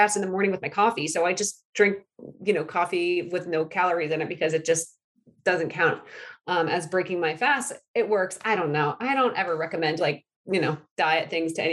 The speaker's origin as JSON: {"language": "English", "region": "New England", "country": "United States", "said": "I'm from New England, fall capital of America"}